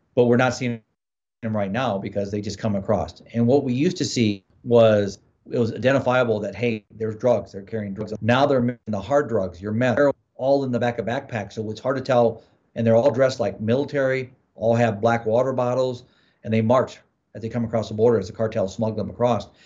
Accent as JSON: {"language": "English", "region": "Midwest", "country": "United States", "tie": "born or raised there", "moved": "yes", "lives_now": "Arizona, United States", "said": "I grew up in the Midwest"}